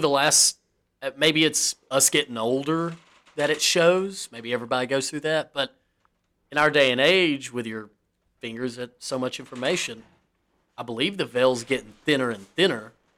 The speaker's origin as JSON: {"language": "English", "region": "the South", "country": "United States", "said": "we're from the South"}